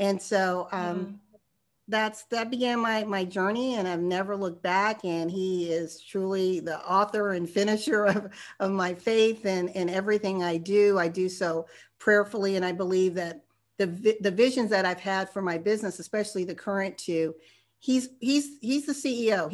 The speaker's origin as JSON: {"language": "English", "region": "Arizona", "country": "United States", "said": "I'm from Arizona"}